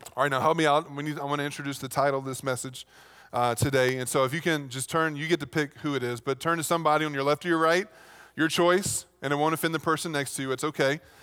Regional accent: Virginia, United States; moved away; back in Virginia, that's pretty much what you did

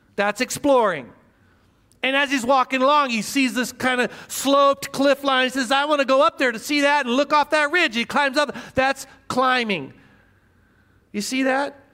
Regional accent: Midwest, United States; I grew up in the Midwest

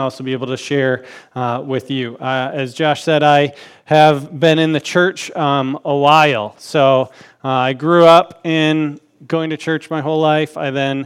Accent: Grand Rapids, Michigan, United States; moved away as an adult; now in Mishawaka, United States; I grew up in Grand Rapids, Michigan.

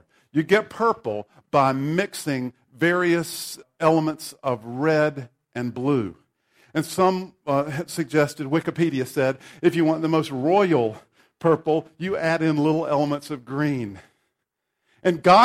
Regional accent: the Bible Belt, the South, United States; I grew up in the Bible Belt in a Baptist church.

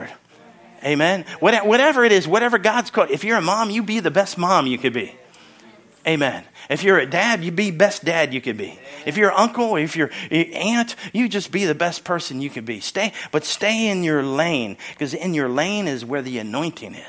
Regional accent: Philadelphia, Pennsylvania, United States; moved away; also born or lived in Syracuse, New York / Pittsburgh, Pennsylvania; Because I was born in Syracuse, lived in Philadelphia, grew up in Philadelphia, and I'm more of a Pittsburgher now.

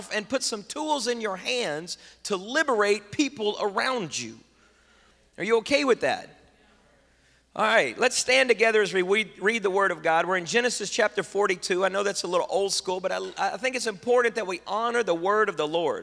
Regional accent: United States; I'm an American in my body, but I'm Latino, I'm Honduran in my heart.

